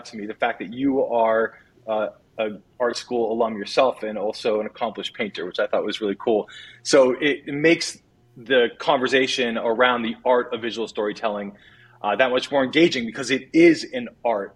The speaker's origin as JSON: {"language": "English", "region": "Maine", "country": "United States", "tie": "born or raised there", "also_born_or_lived": "New England", "said": "My career took me back home to my home state of Maine"}